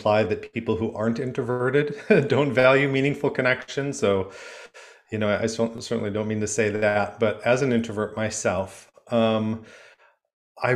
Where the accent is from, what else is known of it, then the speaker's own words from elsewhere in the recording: Michigan, United States; I'm from Michigan, and I grew up going to Frankenmuth